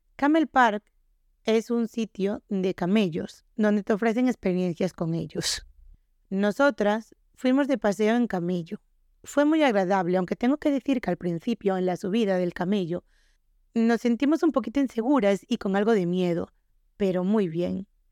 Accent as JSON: {"language": "Spanish", "region": "Galicia", "country": "Spain", "said": "nosotros somos de Galicia"}